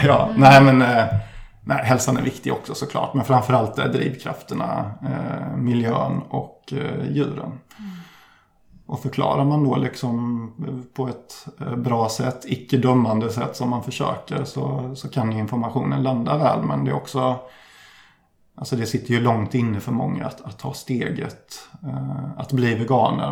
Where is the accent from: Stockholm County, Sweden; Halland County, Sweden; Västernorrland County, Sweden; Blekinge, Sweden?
Halland County, Sweden; Ullared; jag kommer från landet, nere i Halland som jag tidigare nämnde, så strax utanför